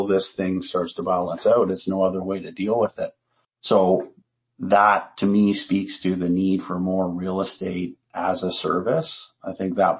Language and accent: English; Canada; we're Canadian